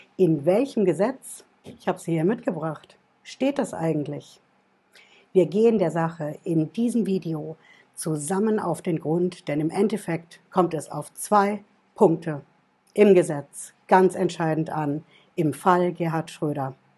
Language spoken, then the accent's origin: German; Germany; bei uns in Deutschland